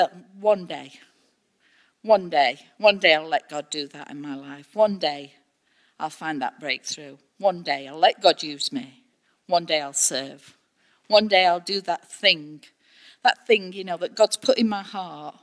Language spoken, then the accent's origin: English; United Kingdom; we're so British